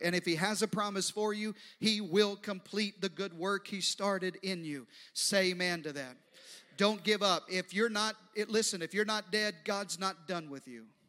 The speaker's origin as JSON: {"language": "English", "region": "the Deep South and the East Coast", "country": "United States", "tie": "born or raised there", "moved": "yes", "lives_now": "Texas, United States", "said": "I grew up uh, in the deep south and on the east coast"}